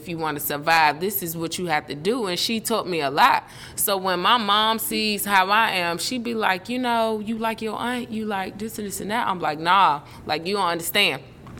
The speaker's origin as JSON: {"language": "English", "town": "Portsmouth", "region": "Virginia", "country": "United States", "tie": "born or raised there", "said": "smarts came from Kathy and growing up in Portsmouth, out Lincoln Park."}